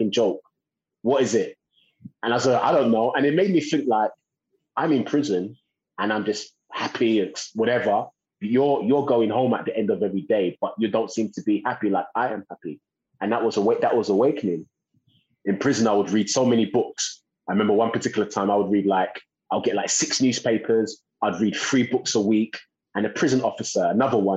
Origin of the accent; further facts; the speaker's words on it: London, United Kingdom; born and raised in East London